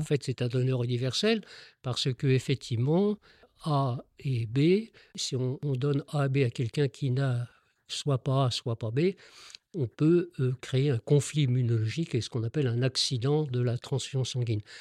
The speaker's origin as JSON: {"language": "French", "town": "Paris", "region": "Île-de-France", "country": "France", "said": "je suis parisien, je travaille à Paris"}